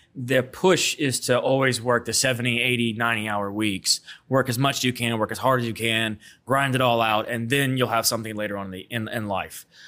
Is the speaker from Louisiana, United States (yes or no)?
yes; Baton Rouge, Louisiana, United States; I was born and raised here in Baton Rouge and grew up off Lobdell